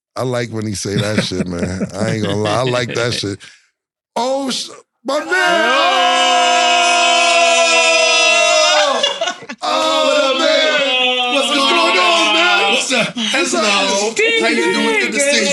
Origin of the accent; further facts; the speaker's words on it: New York City, New York, United States; I'm from Harlem